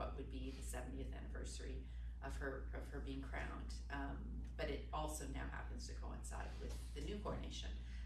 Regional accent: Canada; As a Canadian, I live in that system

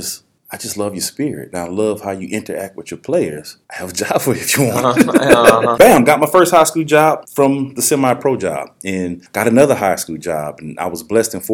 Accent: New Orleans, Louisiana, United States; also born or lived in Auburn, Alabama; now in Mississippi, United States; I'm originally from New Orleans

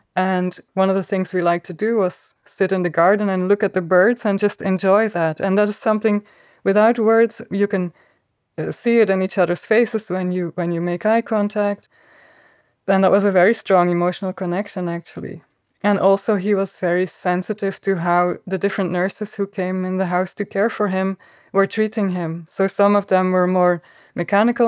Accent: Flanders, Belgium; accent: Flemish; first language Flemish; English is a second language; my mother tongue is Flemish

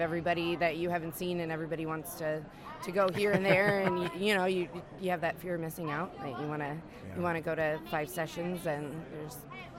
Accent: British Columbia, Canada; I'm from Canada

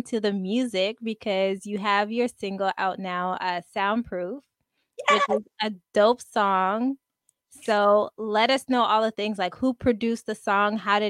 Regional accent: Montreal, Quebec, Canada; I'm from Montreal, Canada.

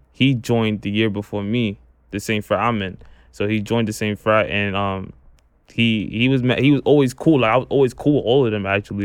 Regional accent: New York City, New York, United States; I'm from Brooklyn, New York. I live in Canarsie

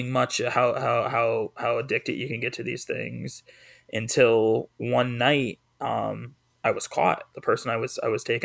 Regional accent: East Hartford, Connecticut, United States; moved away; I just left my hometown of East Hartford

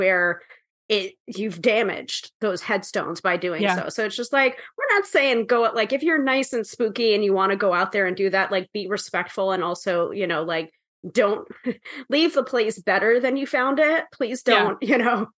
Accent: Sleepy Hollow, New York, United States; I'm from there. Like I was born in Sleepy Hollow

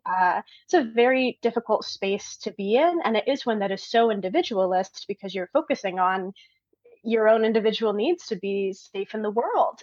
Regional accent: Michigan, United States; moved away as an adult; now in Georgia, United States; I'm from the north originally. I'm from Michigan, which is like right okay. along the northern line of the U.S.

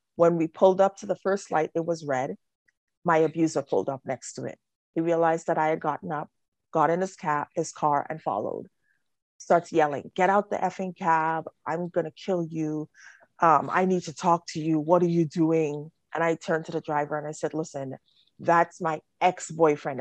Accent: Trinidad & Tobago; I'm a child witness of, of domestic violence growing up in Trinidad

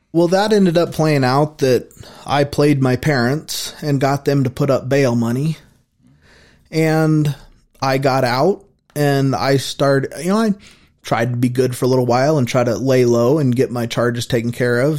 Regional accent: Casper, Wyoming, United States; also born or lived in Brookings, Oregon / Colorado; We moved to Casper when I was in the first grade

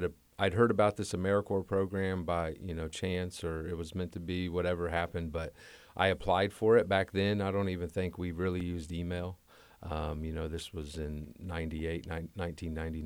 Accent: Muncie, Indiana, United States; I grew up in Muncie.

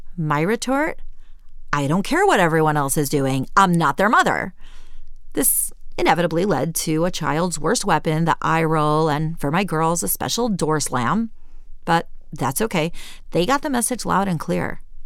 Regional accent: Cleveland, Ohio, United States; moved away as an adult; also born or lived in Jerusalem, Israel; I left my hometown of Cleveland, Ohio, for the big world of Jerusalem

